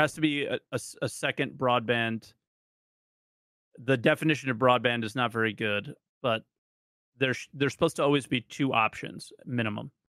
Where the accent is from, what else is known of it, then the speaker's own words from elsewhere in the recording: New Jersey, United States; I grew up in New Jersey